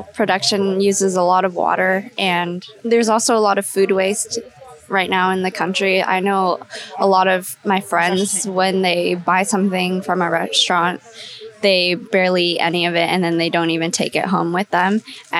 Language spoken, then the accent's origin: English; Roseville, California, United States; I'm from Roseville.